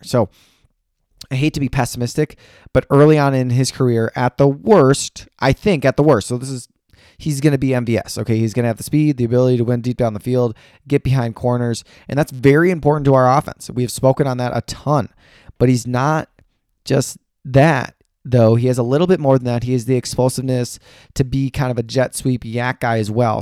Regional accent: Wisconsin, United States; I'm from Frederick and Wisconsin.

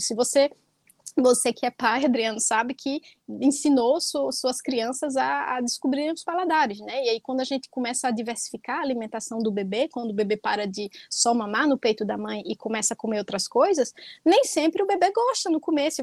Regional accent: Northeast Region, Brazil; also born or lived in Palestine; Eu sou nordestina

